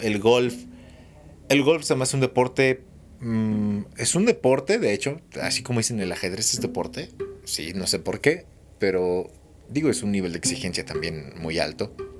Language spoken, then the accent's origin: Spanish; Mexico City, Mexico; moved away as an adult; now in Hidalgo, Mexico; viví muchos años en Ciudad de México. Y nací allá y crecí allá y allá me desarrollé y todo. Por eso soy chilango hidalguense